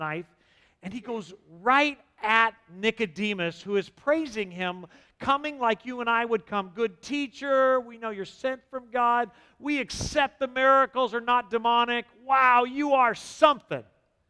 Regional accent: San Diego, California, United States; Growing up in San Diego, we had large Jewish communities, and this is how they talk.

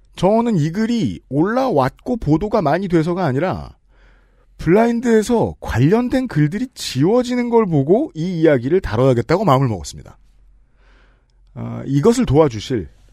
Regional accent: South Korea; 저는 한국 남자니까

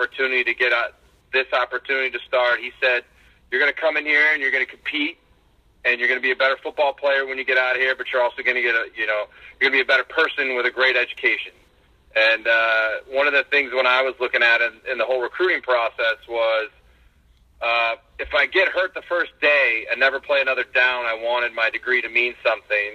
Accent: Ohio, United States; I grew up in Ohio

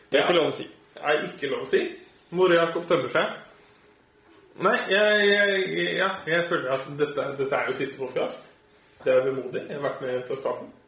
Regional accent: Østfold, Norway; Jeg er jo fra Østfold.

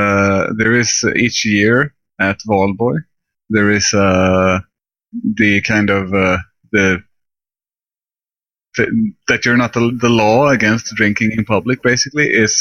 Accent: Skåne, Sweden; English is a second language; So you can't hear my accent since I'm speaking English.

